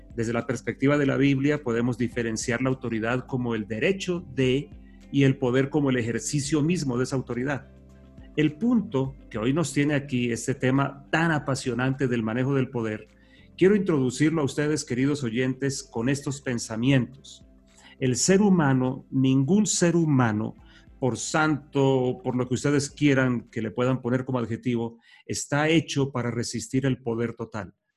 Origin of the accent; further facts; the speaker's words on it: Colombia; nuestros himnos, como el colombiano